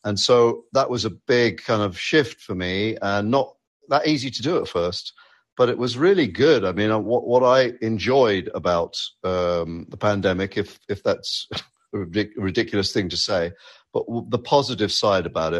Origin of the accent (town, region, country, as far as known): United Kingdom; moved away as an adult; now in United States